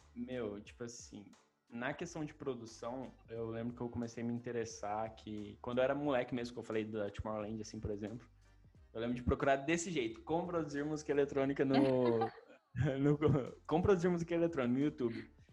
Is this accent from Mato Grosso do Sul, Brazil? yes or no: no; Maringá, Paraná, Brazil; eu sou de Maringá